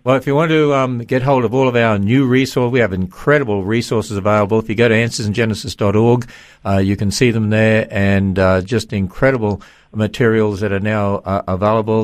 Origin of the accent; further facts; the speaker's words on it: Australia; now in United States; I'm from Australia